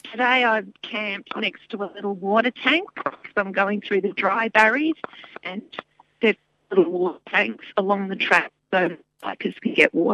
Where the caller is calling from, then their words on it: Selwyn South, Victoria, Australia; So I'm calling in from Selwyn South, which is about two days' walk south of Mount Hotham.